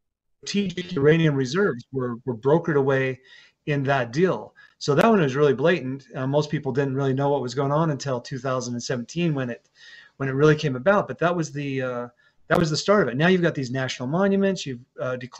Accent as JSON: {"language": "English", "area": "San Juan County", "region": "Utah", "country": "United States", "said": "I'm from San Juan County, Utah, which has about 15,000 people"}